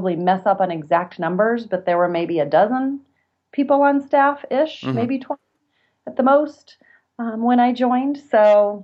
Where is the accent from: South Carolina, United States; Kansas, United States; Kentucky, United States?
Kansas, United States; also born or lived in Texas; I returned to my home state of Kansas